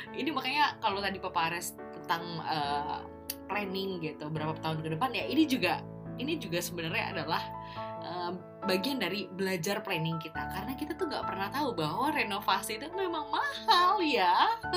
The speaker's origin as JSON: {"language": "Indonesian", "town": "Bekasi", "region": "West Java", "country": "Indonesia", "tie": "born or raised there", "said": "di rumah di kampung halamanku di Bekasi di Pondok Gede"}